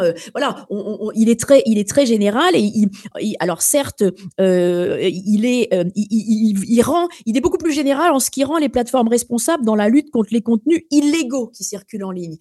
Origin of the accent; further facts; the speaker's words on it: France; chez nous en France